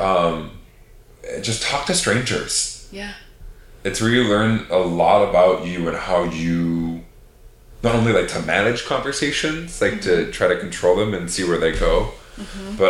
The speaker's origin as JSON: {"language": "English", "area": "right outside of Fargo, North Dakota", "region": "Minnesota", "country": "United States", "tie": "born or raised there", "said": "I grew up in Minnesota, right outside of Fargo, North Dakota"}